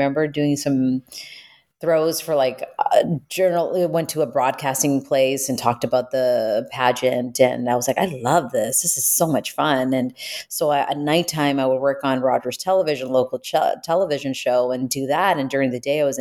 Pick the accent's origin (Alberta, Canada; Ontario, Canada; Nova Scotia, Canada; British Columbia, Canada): Ontario, Canada; Toronto; I grew up in Toronto, downtown Toronto